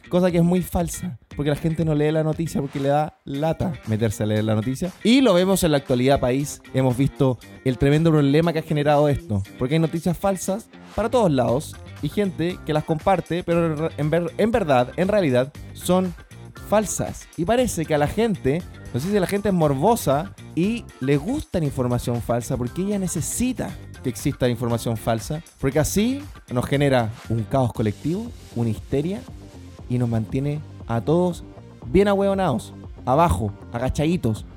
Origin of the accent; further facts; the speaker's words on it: Chile; yo soy de Chile